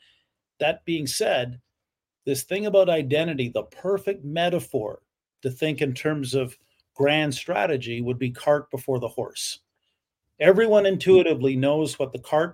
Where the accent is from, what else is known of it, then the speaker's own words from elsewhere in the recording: Canada; I am a Canadian